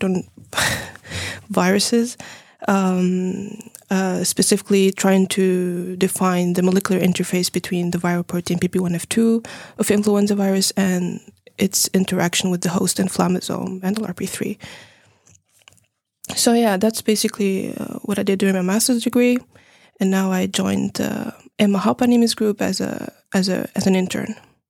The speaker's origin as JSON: {"language": "English", "country": "Tunisia", "also_born_or_lived": "Finland", "said": "I'm from Tunisia and Finland, so I'm mixed. I did my bachelor degree in Tunisia in biotechnology."}